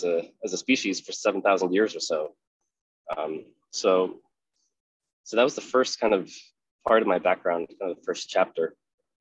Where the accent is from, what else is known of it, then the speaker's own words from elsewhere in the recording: Spain; moved away; also born or lived in Netherlands; I grew up in Spain. And when my father finished his PhD, we moved to the Netherlands